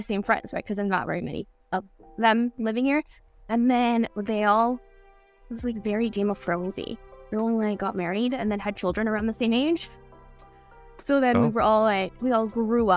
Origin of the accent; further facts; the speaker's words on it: Edmonton, Alberta, Canada; I live in Edmonton. I was born and raised here in Canada, Edmonton, Alberta